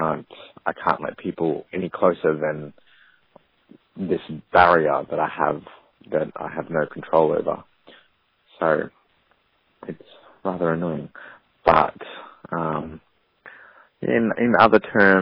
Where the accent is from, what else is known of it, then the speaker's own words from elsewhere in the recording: Australia; I'm from Australia.